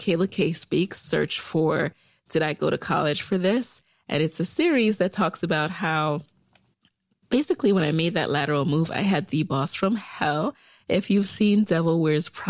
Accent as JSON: {"language": "English", "town": "New York City", "region": "New York", "country": "United States", "tie": "born or raised there", "also_born_or_lived": "Jamaica", "moved": "yes", "lives_now": "Arlington, United States", "said": "I'm from Jamaica, the island, not Queens, and I grew up in the boogie down Bronx, New York"}